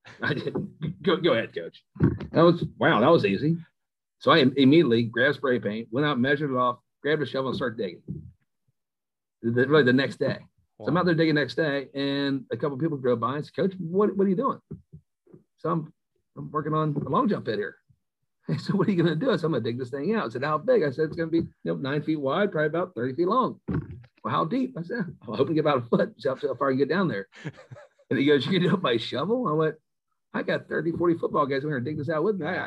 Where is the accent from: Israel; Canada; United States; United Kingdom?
United States; Dayton; I grew up here in Dayton